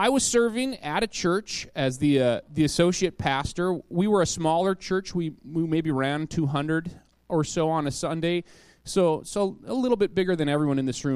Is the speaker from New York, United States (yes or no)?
no; Minot, North Dakota, United States; moved away as an adult; now in Wisconsin, United States; I grew up in North Dakota. That's my home state.